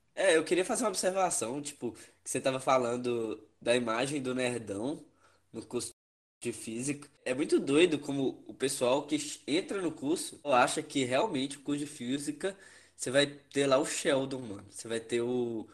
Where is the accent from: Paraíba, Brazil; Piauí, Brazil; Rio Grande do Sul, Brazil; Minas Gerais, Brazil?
Minas Gerais, Brazil; Espinosa; moved away as an adult; now in Viçosa, Brazil; eu sou de Espinosa, no norte de Minas